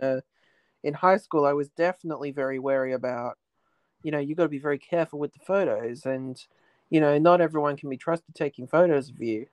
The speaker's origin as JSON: {"language": "English", "country": "Australia", "tie": "born or raised there", "said": "growing up in Australia"}